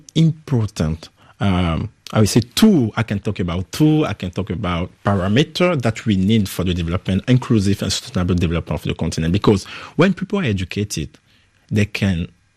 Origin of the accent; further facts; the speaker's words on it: Benin; English is a second language; moved away as an adult; also born or lived in Accra, Ghana; now in France; I grew up in Benin until my 18th year old